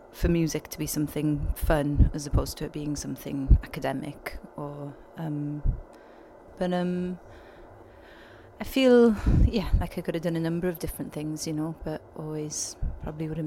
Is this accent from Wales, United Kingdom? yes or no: yes; Wales, United Kingdom; I grew up um, in the middle of nowhere really and would spend my weekends walking my goat in the woods